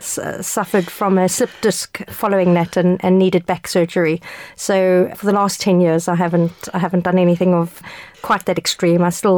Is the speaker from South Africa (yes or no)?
yes; South Africa; moved away; I immigrated here from South Africa many years ago